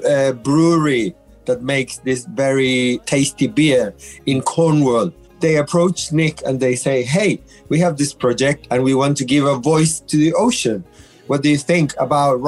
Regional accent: Chile; now in England, United Kingdom; I'm originally from Chile

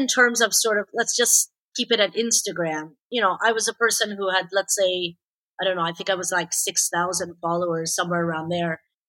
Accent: Toronto, Ontario, Canada; born or raised there; first language Persian; English is a second language; also born or lived in Tehran, Iran / Quebec

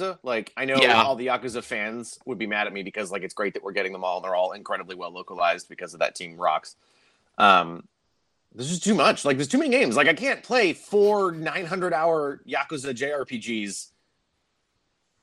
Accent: Boston, Massachusetts, United States; now in South Carolina, United States; Technically, I'm from Boston.

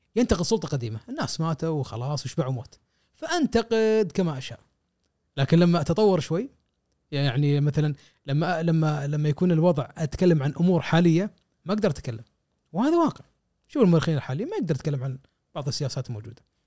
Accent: Kuwait; عندنا في الكويت

